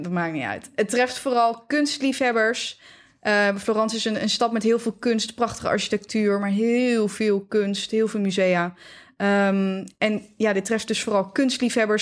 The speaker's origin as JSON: {"language": "Dutch", "country": "Netherlands", "said": "wij als Nederlanders"}